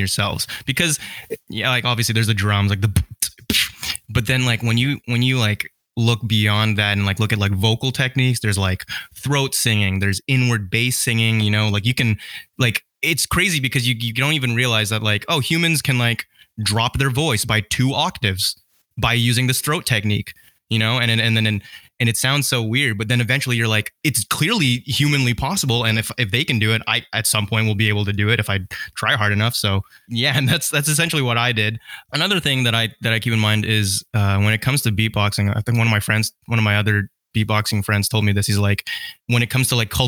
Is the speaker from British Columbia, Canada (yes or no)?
yes; Vancouver, British Columbia, Canada; also born or lived in Surrey, British Columbia; I was born and raised in Canada, and like Vancouver specifically